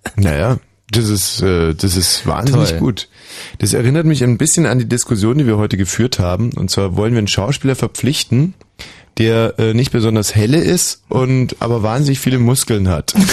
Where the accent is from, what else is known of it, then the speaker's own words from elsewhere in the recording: Berlin, Germany; wir Berliner